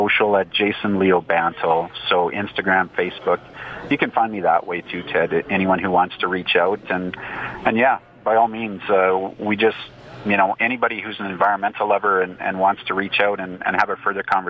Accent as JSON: {"language": "English", "country": "Canada", "said": "as a Canadian"}